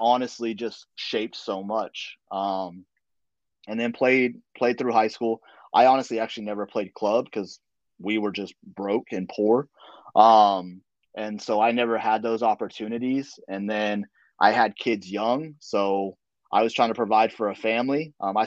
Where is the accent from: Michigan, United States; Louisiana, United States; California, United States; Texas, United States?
Texas, United States; Dallas; moved away as an adult; now in Fremont, United States; I'm originally from the Dallas area, so I grew up a Cowboys fan